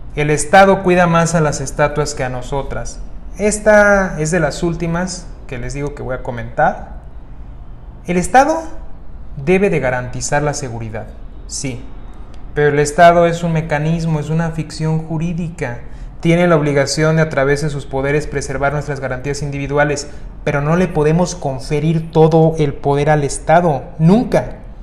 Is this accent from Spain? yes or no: no; Mexico; En mi país, en México